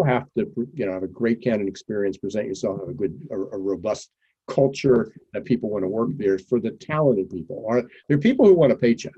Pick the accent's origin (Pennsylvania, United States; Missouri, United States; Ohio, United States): Pennsylvania, United States; moved away; I'm from Pennsylvania, originally.